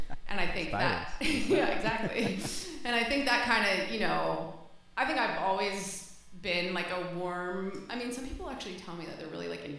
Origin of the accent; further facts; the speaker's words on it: Houston, Texas, United States; now in Los Angeles, United States; I grew up in Houston, Texas